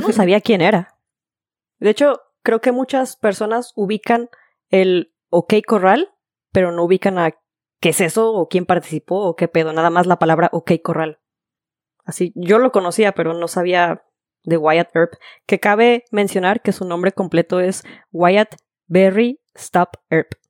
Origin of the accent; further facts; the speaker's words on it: Guadalajara, Jalisco, Mexico; moved away as an adult; now in Florida, United States; soy de Guadalajara